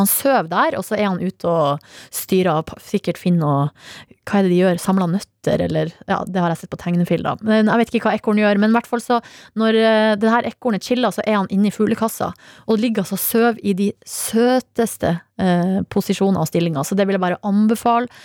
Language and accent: Norwegian; Hamarøy, Nordland, Norway; moved away; Hamarøy, der jeg var i sommer, altså min hjemplass.